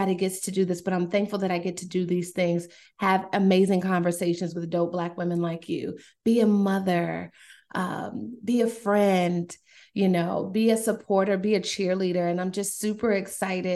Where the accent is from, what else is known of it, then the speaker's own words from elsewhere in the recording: Durham, North Carolina, United States; also born or lived in New York; I grew up in Durham, originally from New York, but I was raised in Durham